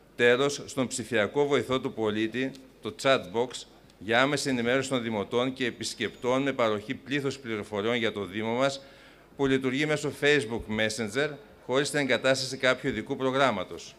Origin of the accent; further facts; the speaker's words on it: Greece; ως Έλληνες